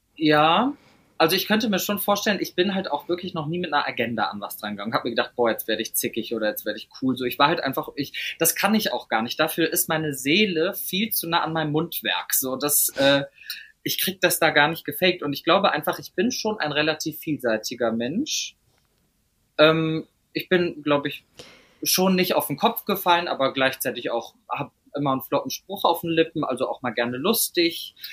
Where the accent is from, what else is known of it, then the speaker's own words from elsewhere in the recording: Meerbusch, North Rhine-Westphalia, Germany; also born or lived in Düsseldorf; aber ich bin in Meerbusch schönes, aufgewachsen.